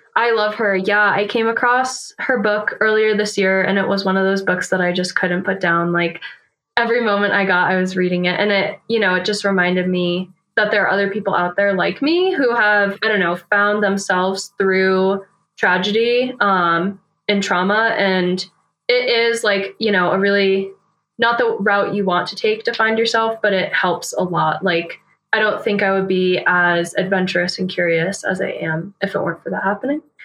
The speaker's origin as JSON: {"language": "English", "region": "New Hampshire", "country": "United States", "tie": "born or raised there", "moved": "as an adult", "lives_now": "Fort Collins, United States", "said": "I grew up in New Hampshire, um, so East Coaster"}